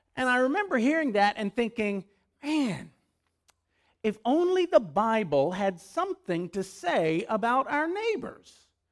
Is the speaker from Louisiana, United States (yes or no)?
yes; West Monroe, Louisiana, United States; moved away; The very first neighborhood I lived in was in West Monroe, Louisiana.